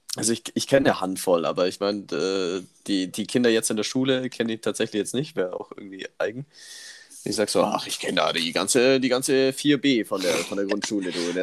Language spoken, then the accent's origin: German; Immenstadt, Bavaria, Germany; bei uns damals in Immenstadt, wo ich groß geworden bin